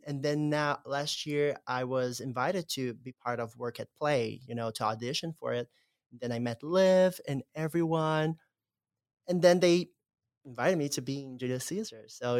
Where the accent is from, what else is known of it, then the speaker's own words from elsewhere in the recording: Brazil; I remember coming here to see Cinderella in 2016, the same year that I came from Brazil.